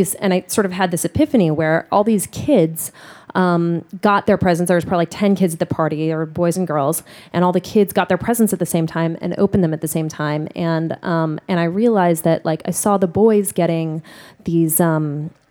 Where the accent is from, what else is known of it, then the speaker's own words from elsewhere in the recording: Honolulu, Hawaii, United States; now in New York City, United States; I grew up in Honolulu, Hawaii